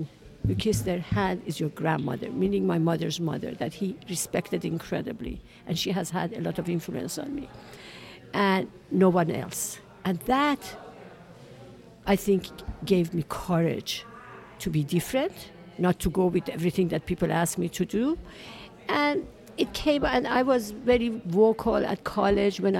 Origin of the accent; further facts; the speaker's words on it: Iran; now in United States; I was born in Iran in 1947